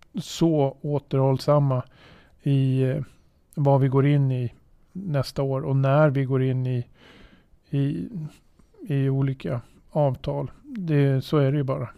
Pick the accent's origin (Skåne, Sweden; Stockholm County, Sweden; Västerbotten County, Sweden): Stockholm County, Sweden; Södertälje; född och uppväxt i Södertälje